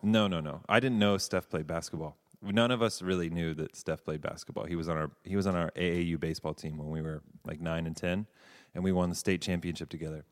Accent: Davidson, North Carolina, United States; moved away as an adult; also born or lived in Savannah, Georgia / California / New York; I, uh, grew up, um, in North Carolina

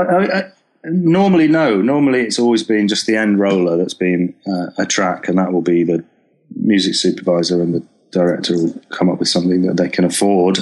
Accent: Preston, North West England, United Kingdom; now in Brighton, United Kingdom; I'm from Preston originally

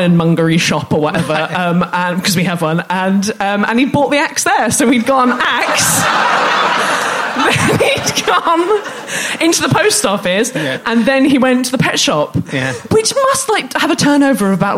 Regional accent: Ventnor, South East England, United Kingdom; moved away as an adult; now in London, United Kingdom; my hometown of Ventnor

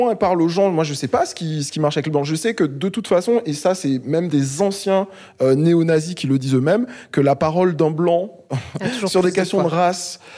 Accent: Réunion; Je suis réunionnais. Euh, donc le Zouk euh, et le Zouk Love, on a tout reçu, tout pris, euh, et c'est nice.

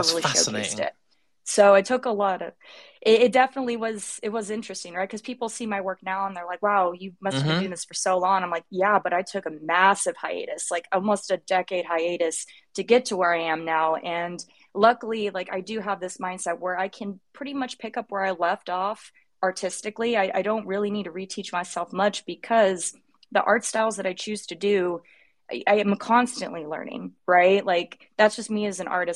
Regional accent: Sacramento, California, United States; now in Los Angeles, United States; I'm from Northern California originally, so Sacramento, the Bay adjacent, I guess, where you pay your taxes in California

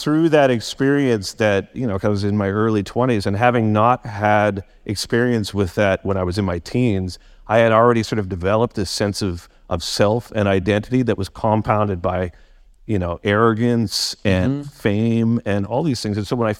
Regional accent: Guildford, South East England, United Kingdom; I'm from Guildford. I'm just like, wow, this is out of my comfort zone.

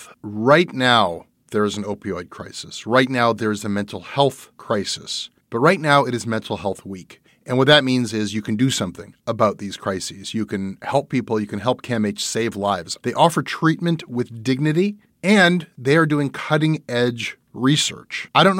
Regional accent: Canada

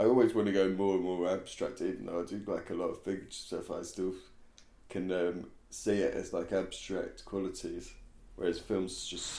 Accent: Stratford-upon-Avon, West Midlands, United Kingdom; I grew up in Stratford upon Avon, which is where Ragdoll was originally

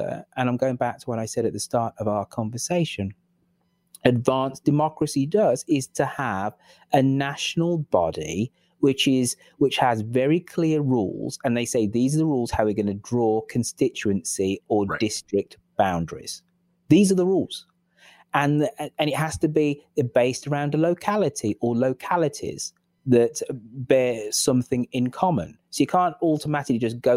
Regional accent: England, United Kingdom; I'm the English person in this.

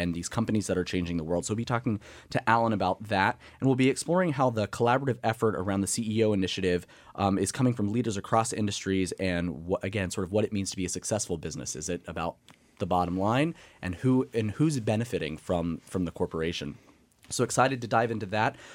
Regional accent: Emporia, Kansas, United States; moved away; my hometown of Emporia, Kansas

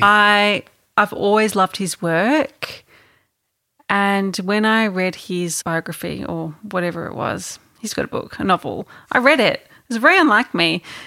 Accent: Melbourne, Victoria, Australia; being a kid growing up, um, growing up in Melbourne

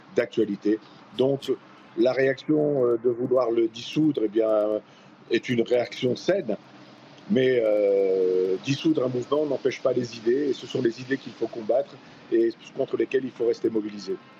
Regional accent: France; en tant que républicain, en tant que français

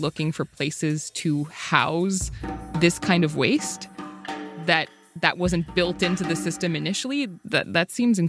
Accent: Canada; I'm Canadian

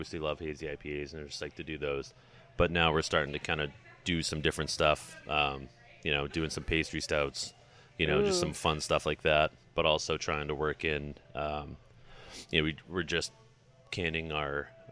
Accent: Gorham, Maine, United States; also born or lived in New York City, United States; I grew up in Gorham, so right outside of Portland.

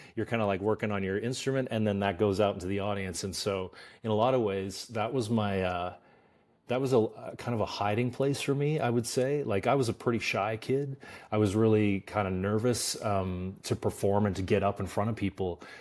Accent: Stettler, Alberta, Canada; moved away as an adult; also born or lived in Toronto; now in Los Angeles, United States; I grew up in a really small town in in Canada called Stettler, Alberta, population five thousand

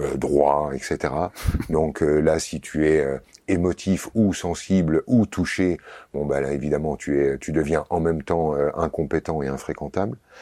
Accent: Vosges, Grand Est, France; j'ai grandi dans les Vosges

